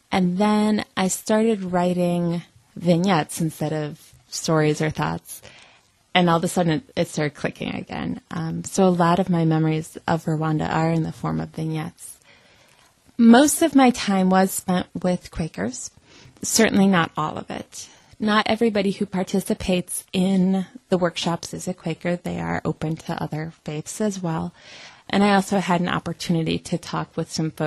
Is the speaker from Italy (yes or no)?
no; United States; as an American